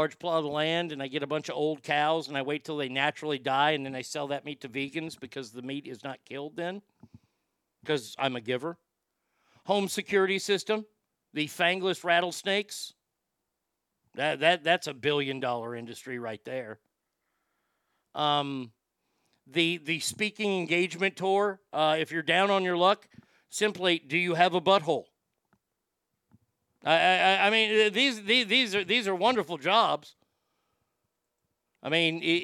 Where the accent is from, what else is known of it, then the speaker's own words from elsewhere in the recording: Texas, United States; I'm from Texas and I didn't grow up in California.